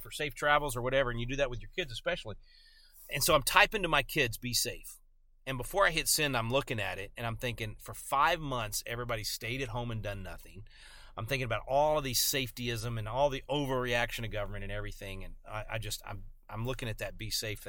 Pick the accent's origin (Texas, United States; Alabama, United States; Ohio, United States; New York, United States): Texas, United States; I'm a Texan